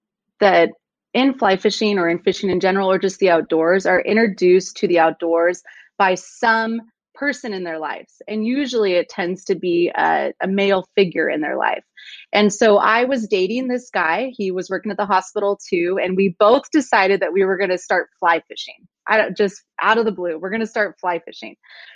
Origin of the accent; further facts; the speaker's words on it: Brush Prairie, Washington, United States; also born or lived in Anchorage, Alaska; So I was born in Anchorage, Alaska, and I was raised in Western Washington in Brush Prairie, Washington. So it's about like 40 minutes south of Mount St. Helens.